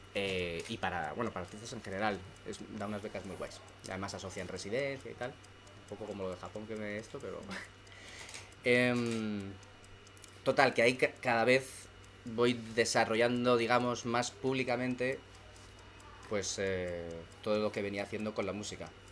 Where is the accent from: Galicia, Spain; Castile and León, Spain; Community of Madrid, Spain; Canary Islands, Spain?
Community of Madrid, Spain; Madrid; yo soy de Madrid